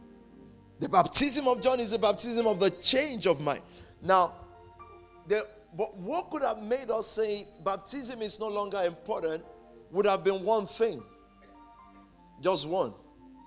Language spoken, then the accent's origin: English; Nigeria; moved away; I'm from Nigeria